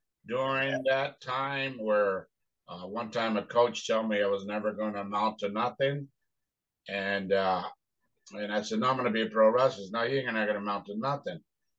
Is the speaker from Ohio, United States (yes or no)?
no; Tampa, Florida, United States; I grew up in a place, West Tampa, Florida. And my parents, you know, were my mom from Cuba, my father from Spain.